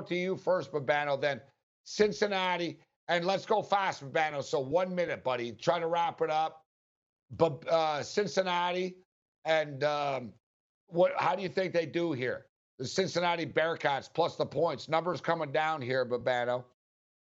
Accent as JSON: {"language": "English", "town": "Montreal", "region": "Quebec", "country": "Canada", "tie": "born or raised there", "moved": "yes", "lives_now": "Las Vegas, United States", "said": "I'm from Montreal. I haven't lived in Montreal in a long time, but I was born in Montreal"}